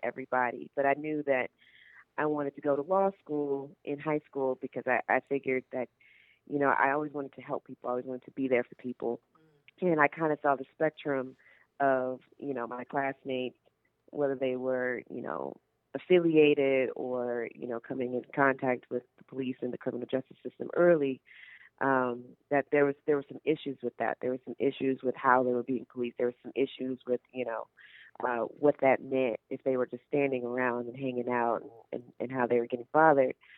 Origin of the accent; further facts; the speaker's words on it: Carson, California, United States; I grew up in Carson, California